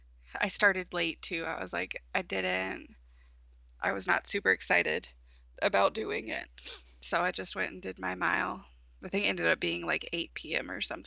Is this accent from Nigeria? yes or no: no; East Coast, United States; now in Michigan, United States; I grew up on the East Coast